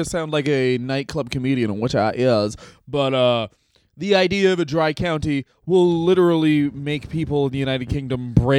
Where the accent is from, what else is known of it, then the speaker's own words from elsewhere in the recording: Canada; being Canadian.